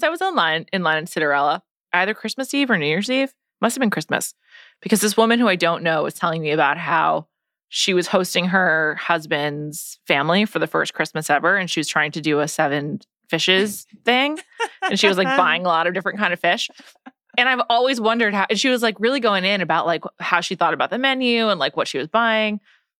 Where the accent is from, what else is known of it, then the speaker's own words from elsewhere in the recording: United States; I guess like, because I'm American, the different like titles and like levels of being, you know, like, I don't know, fancy other than just being in the royal family is like very meaningless to me.